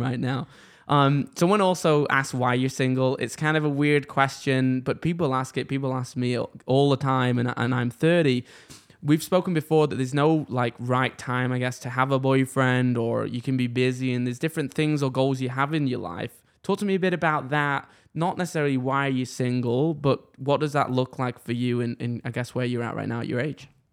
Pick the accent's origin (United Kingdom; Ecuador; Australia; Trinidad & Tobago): United Kingdom; England; now in Canada; I'm from England